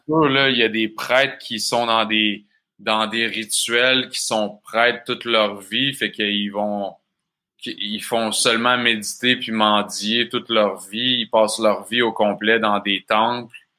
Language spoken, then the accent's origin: French; Bas-Saint-Laurent, Quebec, Canada; accent: Québécois; je viens du Bas-Saint-Laurent. Mes parents, ils ont une ferme d'alimentation biologique dans le coin. Fait que j'ai grandi sur une ferme